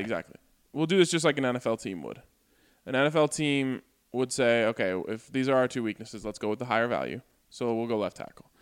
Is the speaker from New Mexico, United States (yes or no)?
no; Colorado, United States; I was born and raised in Colorado